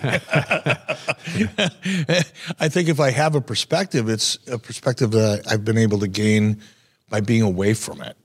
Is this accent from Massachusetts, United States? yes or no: no; Detroit, Michigan, United States; growing up in Detroit